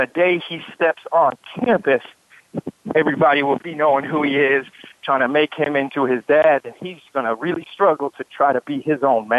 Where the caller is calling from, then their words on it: St. Louis, Missouri, United States; I'm calling in from St. Louis, Missouri.